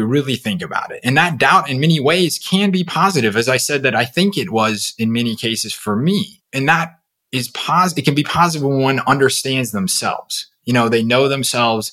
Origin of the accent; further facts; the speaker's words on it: Seattle, Washington, United States; I grew up in the Seattle area